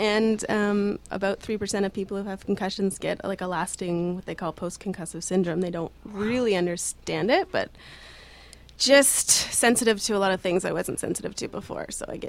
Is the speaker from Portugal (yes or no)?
no; Richmond Hill, Ontario, Canada; also born or lived in Toronto; I'm half from Richmond Hill and half from Toronto. Because my parents got a divorce.